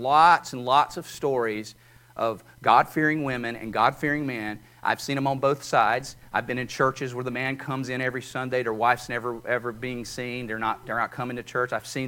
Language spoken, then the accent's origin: English; North Carolina, United States; Yeah, we're proud Appalachian North Carolinians.